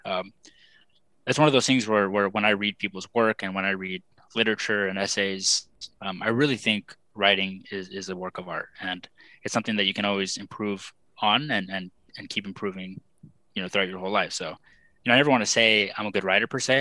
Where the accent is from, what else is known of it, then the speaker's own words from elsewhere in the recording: South Texas, United States; moved away as an adult; also born or lived in San Jose, California; now in Buffalo, United States; I grew up in South Texas